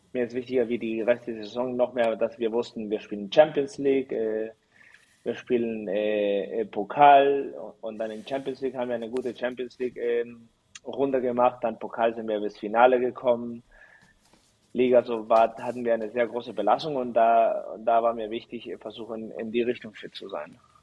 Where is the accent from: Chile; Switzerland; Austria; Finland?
Chile; born or raised there; moved away as an adult; also born or lived in Mexico / Germany; now in Düren, Germany